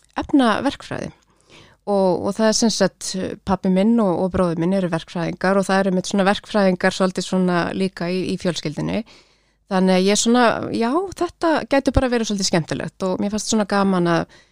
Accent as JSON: {"language": "Icelandic", "town": "Kópavogur", "region": "Capital Region", "country": "Iceland", "tie": "born or raised there", "said": "ólst upp í Vesturbænum í Kópavogi"}